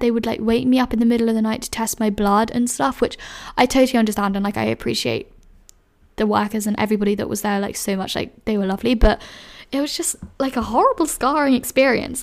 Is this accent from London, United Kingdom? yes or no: yes; London, United Kingdom; moved away as an adult; I loved growing up in London